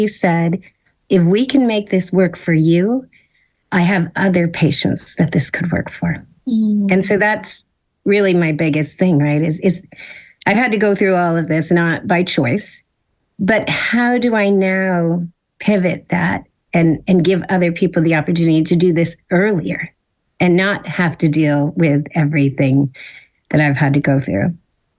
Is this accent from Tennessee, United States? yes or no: no; Silicon Valley, California, United States; I grew up in Silicon Valley. So technology has kind of been ingrained since I was a kid